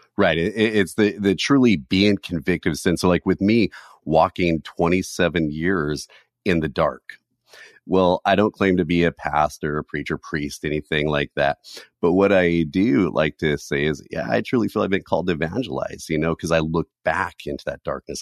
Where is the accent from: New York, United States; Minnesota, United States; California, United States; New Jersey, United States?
California, United States; I was born and raised in California